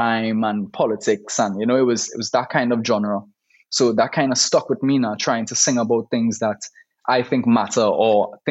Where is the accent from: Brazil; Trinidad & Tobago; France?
Trinidad & Tobago; growing up in Trinidad